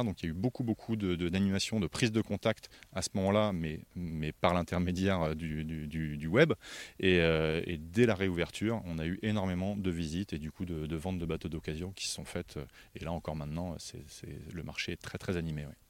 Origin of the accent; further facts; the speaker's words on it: France; ici, chez nous, en France